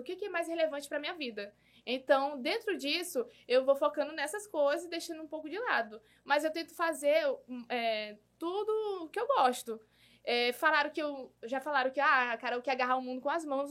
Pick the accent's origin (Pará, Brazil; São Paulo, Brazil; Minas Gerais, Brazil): Pará, Brazil; Parauapebas; nascida e criada em Parauapebas